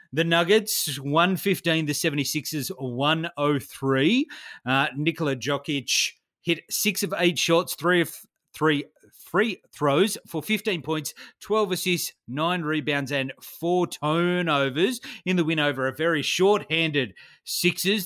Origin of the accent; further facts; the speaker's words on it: Australia; I was a kid in the nineties growing up in Australia